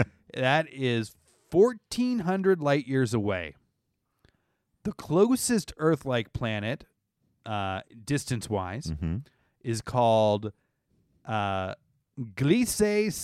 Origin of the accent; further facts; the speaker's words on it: Canada; I think their French sounds like that. I'm from Canada.